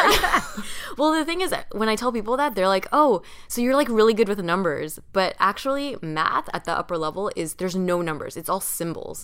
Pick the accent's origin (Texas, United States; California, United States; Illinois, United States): California, United States; Orange County; I grew up in Orange County